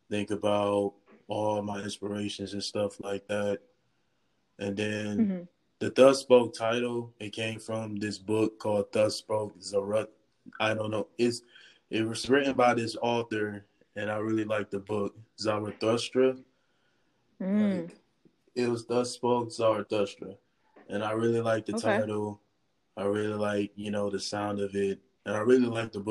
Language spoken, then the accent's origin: English; Charlotte, North Carolina, United States; also born or lived in Ohio; moved down to Charlotte in 2011. And ever since then, it has felt like a home, like I officially would call that where I'm from.